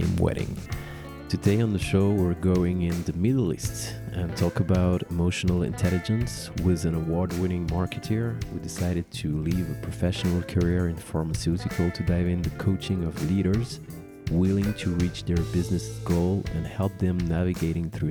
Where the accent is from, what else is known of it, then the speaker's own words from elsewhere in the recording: Paris, Île-de-France, France; professional ceremony officiant based in my hometown, Paris